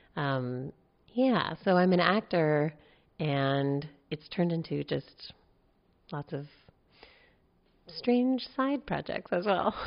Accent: Palo Alto, California, United States; also born or lived in New York / North Berkeley; now in Berkeley, United States; I grew up in Palo Alto, and right now I live in North Berkeley

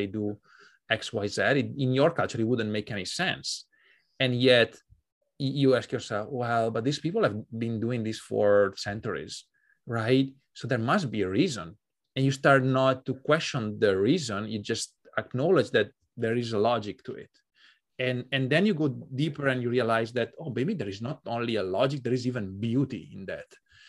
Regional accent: Italy; moved away; also born or lived in Hungary; But for me, that journey started when I moved abroad from Italy to Hungary in 2006.

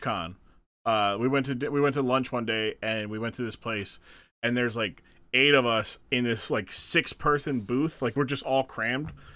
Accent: Springfield, Massachusetts, United States; growing up in Springfield, Massachusetts

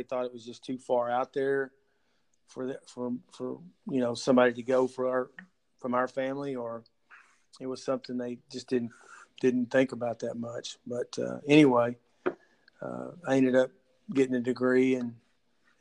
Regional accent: Dallas, Texas, United States; also born or lived in Mesquite, Texas / DeSoto, Texas; I was born and raised in Dallas, born in Dallas County, Baylor Hospital, and I spent my school years in Mesquite and DeSoto

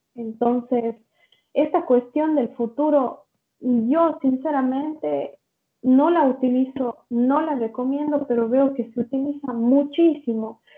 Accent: Ecuador; now in São Paulo, Brazil; soy de Ecuador, pero me encuentro viviendo en Sao Paulo, Brasil.

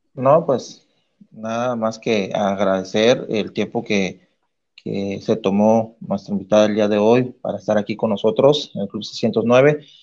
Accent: Tamaulipas, Mexico; also born or lived in Altamira; Soy tamaulipeco y no conozco más de donde yo vivo, que es Altamira

